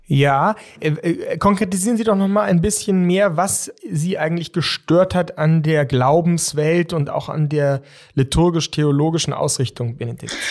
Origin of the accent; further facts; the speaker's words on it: Germany; bei uns in Deutschland